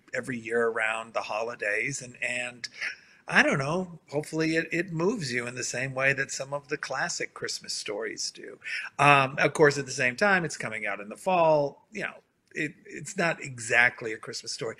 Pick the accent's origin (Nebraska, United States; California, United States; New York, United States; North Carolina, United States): North Carolina, United States; New Bern; Coming to you from my hometown in New Bern, North Carolina.